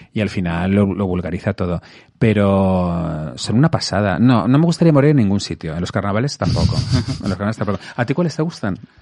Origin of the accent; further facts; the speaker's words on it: Madrid, Community of Madrid, Spain; Yo de aquí de Madrid.